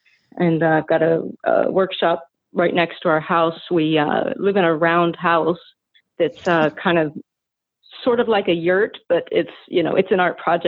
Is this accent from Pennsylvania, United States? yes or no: yes; Pennsylvania, United States; now in Washington, United States; I grew up in Pennsylvania